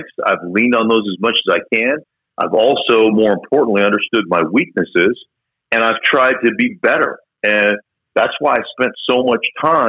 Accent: Alaska, United States; I grew up in Alaska

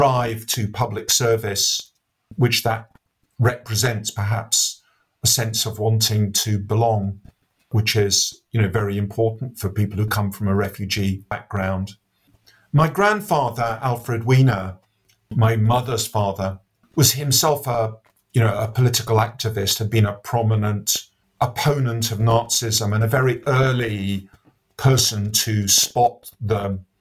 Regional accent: London, United Kingdom; I was born and brought up in Northwest London

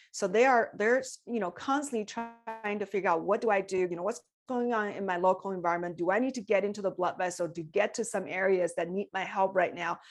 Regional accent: China; moved away as an adult; I came from China when I was twenty years old, so I had full education in China

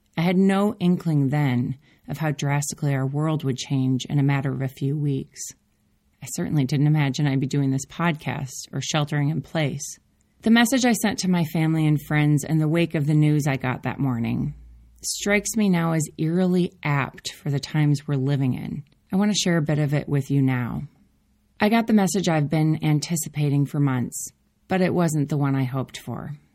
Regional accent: Minneapolis, Minnesota, United States; moved away as an adult; now in Oakland, United States; Growing up in Minneapolis, I had more seasons than I could handle

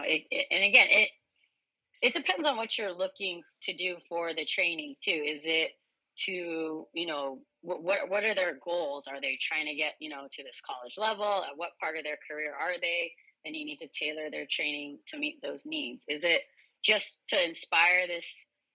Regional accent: Santa Cruz, California, United States; moved away as an adult; also born or lived in San Diego, California; now in Hawaii, United States; I'm Japanese Filipino, but I grew up in actually Santa Cruz, California

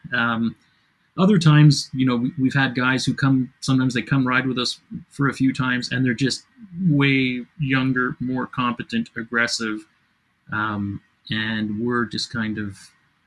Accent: Canada; we're Canadian

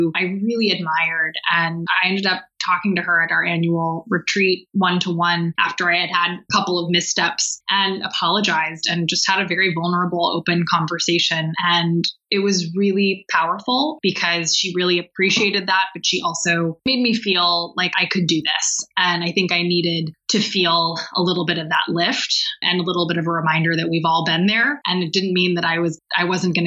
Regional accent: Bay Area, California, United States; I grew up in the Bay Area and have gone to the same school all my life

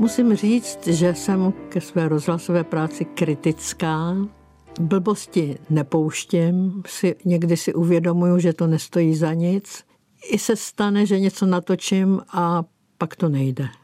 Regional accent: Písek, South Bohemian Region, Czechia; now in Prague, Czech Republic; z mého rodiště z písku

